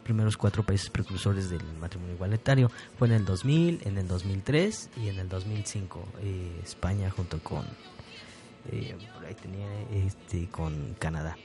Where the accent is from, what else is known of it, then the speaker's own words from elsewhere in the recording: Apan, Hidalgo, Mexico; yo soy de Apan y del, municipio de Apan